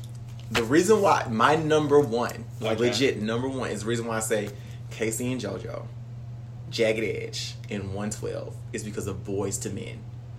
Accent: Georgia, United States; Being from Georgia

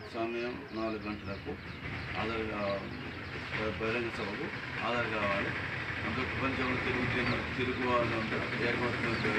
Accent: Ravipadu, Telangana, India; నేను గ్రామం మాది రాయపాడు మండలం మోతే ఈ గ్రామ సర్ప గ్రామ సర్పంచ్ని

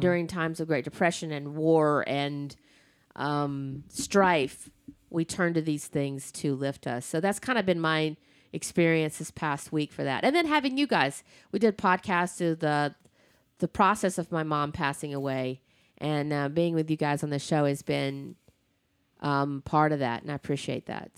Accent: the South, United States; I'm from the, I'm from the South

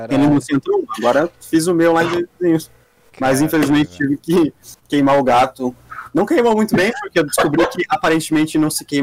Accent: Dois Vizinhos, Paraná, Brazil; born there; Considero essa cidade como minha cidade natal. Mas não nasci aqui, nasci em dois vizinhos, que é dá uns 300, 400 quilômetros daqui, lá para o sudoeste do Paraná. É Paraná também, mas é mais sudoeste. Fica mais ali perto da divisa de Santa Catarina e tal.

